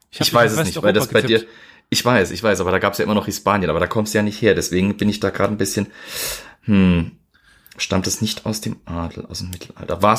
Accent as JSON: {"language": "German", "region": "England", "country": "United Kingdom", "second_language": "German", "said": "Aus England, England, ja."}